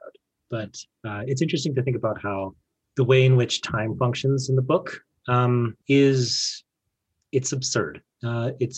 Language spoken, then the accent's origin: English; Fort McMurray, Alberta, Canada; I was born in Fort McMurray